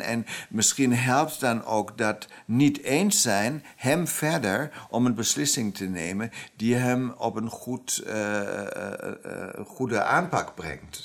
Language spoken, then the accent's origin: Dutch; Germany; Dutch is a second language; moved away as an adult; now in Amsterdam, Netherlands; ik ben wel Duitser